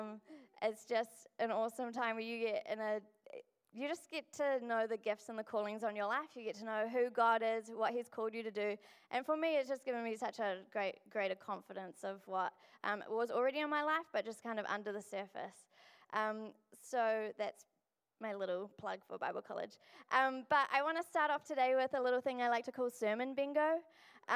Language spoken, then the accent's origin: English; Pukekohe, Auckland, New Zealand; now in Dunedin, New Zealand; I'm from Pukekohe